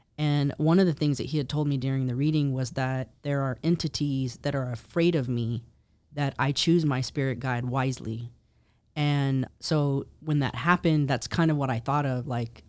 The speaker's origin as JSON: {"language": "English", "region": "Texas", "country": "United States", "tie": "born or raised there", "said": "I was born and raised in Texas. So okay, Texas is my Texas you know. Is my real home."}